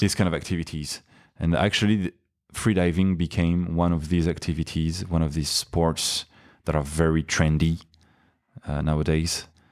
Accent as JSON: {"language": "English", "town": "Paris", "region": "Île-de-France", "country": "France", "tie": "born or raised there", "also_born_or_lived": "Nice", "second_language": "English", "said": "I was born in Nice, my hometown now, uh, but I grew up in Paris"}